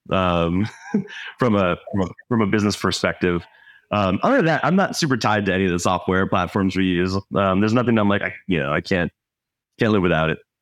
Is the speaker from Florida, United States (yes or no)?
yes; Florida, United States; now in Minnesota, United States; I'm not from here. I grew up in Florida.